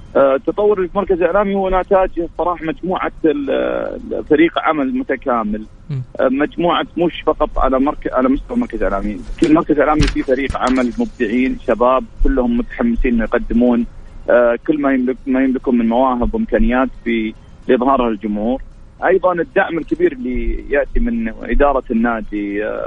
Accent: Al-Ahsa, Eastern Province, Saudi Arabia; في جبل القاره عندنا في الاحساء

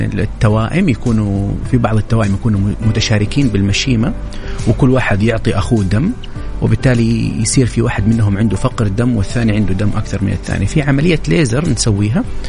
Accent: Saudi Arabia; عندنا في السعوديه

